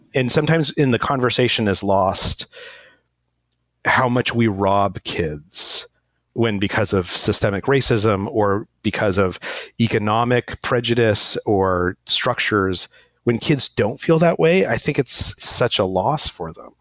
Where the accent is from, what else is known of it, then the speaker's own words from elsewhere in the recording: Albuquerque, New Mexico, United States; moved away as an adult; also born or lived in Egypt; I was born in Albuquerque, New Mexico